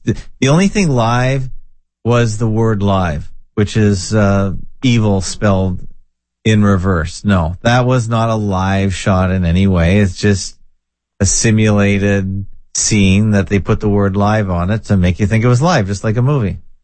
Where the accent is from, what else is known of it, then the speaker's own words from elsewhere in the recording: Canada; I was born and bred in Canada